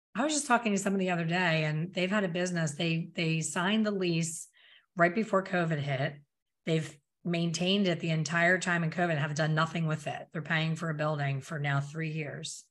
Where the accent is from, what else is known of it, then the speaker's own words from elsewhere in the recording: Pennsylvania, United States; moved away; I'm from Pennsylvania, I don't live there now